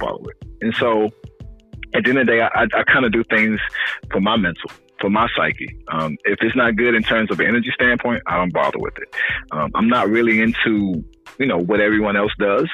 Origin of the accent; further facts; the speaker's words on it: South Carolina, United States; I'm from South Carolina